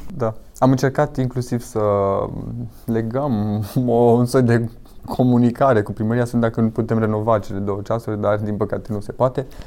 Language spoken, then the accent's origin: Romanian; Victoria, Brașov County, Romania; Lângă Brașov, lângă Victoria, practic, de unde sunt eu